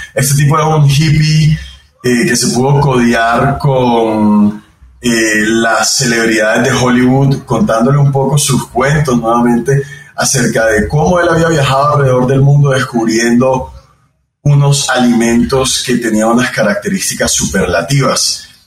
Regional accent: Barranquilla, Atlántico, Colombia; soy barranquillero, eh, de donde es toda mi familia en Colombia, una ciudad en la costa del país.

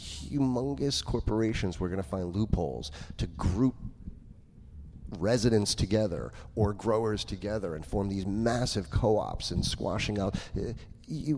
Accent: New York, United States; I'm a New Yorker

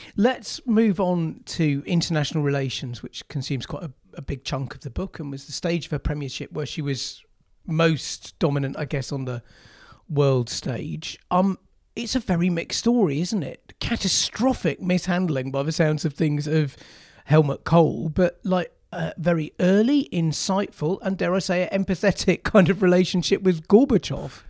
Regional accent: Yorkshire and the Humber, United Kingdom; I was a child gro-, growing up in Yorkshire

